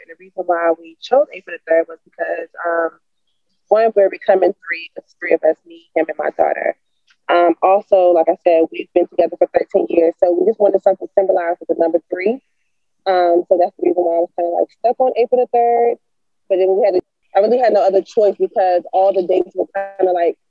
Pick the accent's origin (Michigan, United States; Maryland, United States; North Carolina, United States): North Carolina, United States; moved away as an adult; now in DMV area, United States; I'm originally from North Carolina. I moved to the DMV area in 2011.